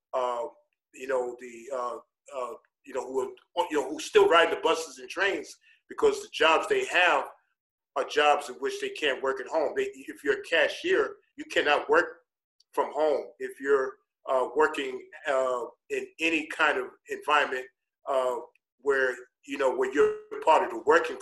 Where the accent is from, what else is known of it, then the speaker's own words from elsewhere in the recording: New York City, New York, United States; moved away as an adult; now in Chicago, United States; I grew up poor in New York City